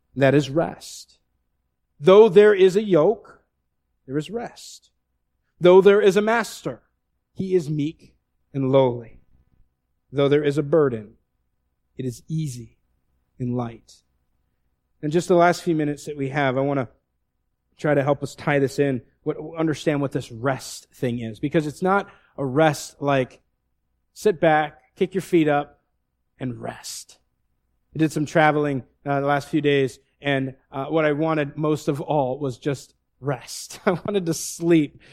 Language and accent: English; the Northwest, Pacific Northwest, United States; moved away; I looked like I'm exactly from the Northwest